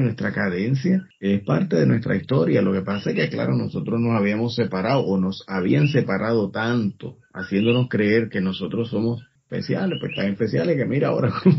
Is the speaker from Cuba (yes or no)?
no; Puerto Rico; nosotros somos parte del Caribe